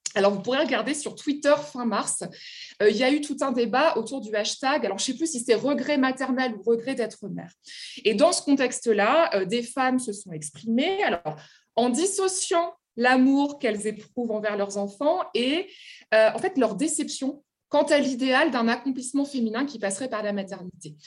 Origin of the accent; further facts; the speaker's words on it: France; also born or lived in Germany; je rentre en France